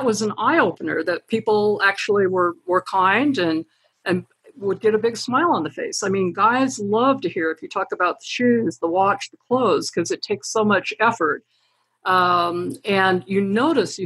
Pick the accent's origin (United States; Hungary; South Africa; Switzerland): United States; Idaho; moved away; also born or lived in Utah; I grew up in Idaho